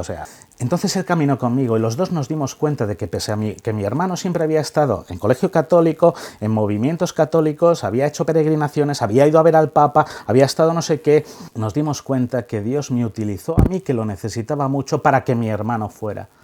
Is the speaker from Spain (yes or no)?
yes; Ávila, Castile and León, Spain; como somos de Ávila